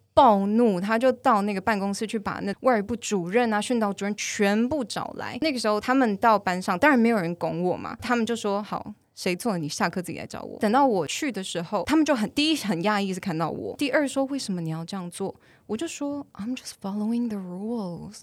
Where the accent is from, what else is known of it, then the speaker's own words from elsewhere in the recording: Taiwan; moved away as an adult; also born or lived in Bangkok; 我没有号称我是真的台湾土生土长啊